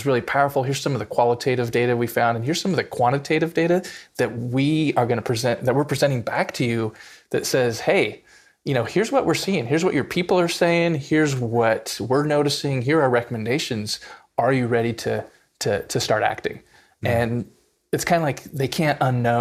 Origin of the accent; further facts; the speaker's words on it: Southern California, United States; I grew up in Southern California in the 80s and 90s as a white kid, lower middle class.